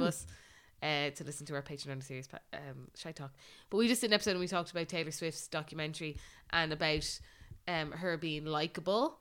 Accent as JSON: {"language": "English", "country": "Ireland", "said": "as Irish people"}